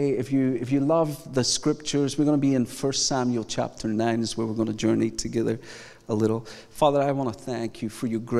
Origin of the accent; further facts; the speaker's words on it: Scotland, United Kingdom; I am originally from Scotland, so the idea of going to the house of oppressive governance in England is just, it's just an unusual day.